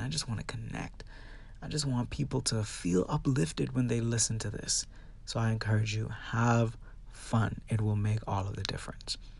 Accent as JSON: {"language": "English", "country": "Bahamas", "tie": "born or raised there", "said": "my hometown of the Bahamas"}